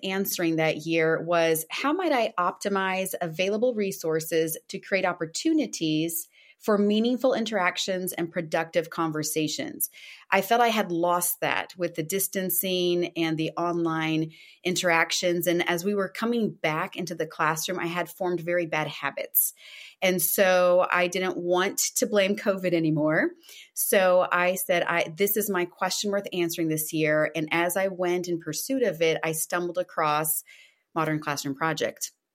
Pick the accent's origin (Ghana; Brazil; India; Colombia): Brazil; moved away; I'm Originally from Brazil, so brasileira